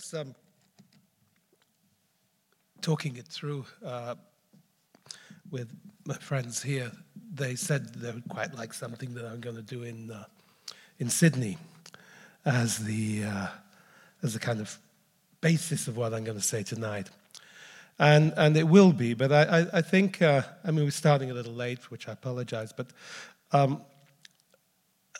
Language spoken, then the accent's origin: English; Leicester, East Midlands, United Kingdom; I was brought up in Leicester, which is it's a pretty middle-range town in the center of Midlands of England